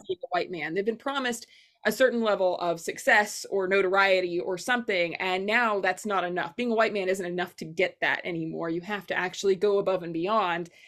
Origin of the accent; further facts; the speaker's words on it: Arkansas, United States; I'm from Arkansas. Everybody makes those jokes about my state, too.